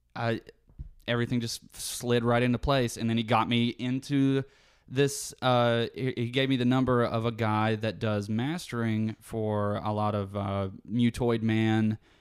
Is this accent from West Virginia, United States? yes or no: yes; West Virginia, United States; moved away as an adult; now in Savannah, United States; I've lived here for the first twenty-two years of my life. I don't wanna leave my hometown.